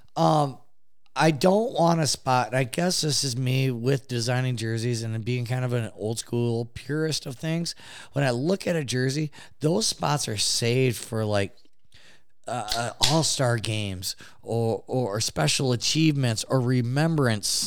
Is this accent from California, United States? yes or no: no; Detroit, Michigan, United States; born or raised there